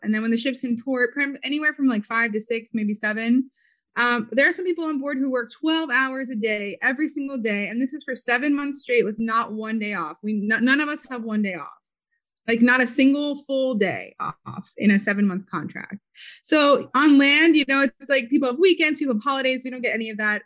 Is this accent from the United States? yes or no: yes; Philadelphia, Pennsylvania, United States; moved away as an adult; also born or lived in New York; I'm actually originally from Philly, from Philadelphia. I was born there.